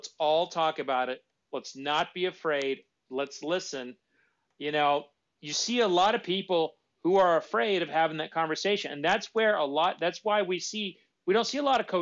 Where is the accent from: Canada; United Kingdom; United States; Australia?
United States; Jones, Oklahoma; I grew up in a little bitty town called Jones, Oklahoma